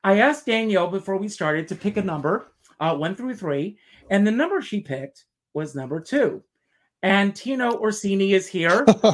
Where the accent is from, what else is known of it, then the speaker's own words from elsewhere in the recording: South Carolina, United States; moved away as an adult; I grew up in the South, South Carolina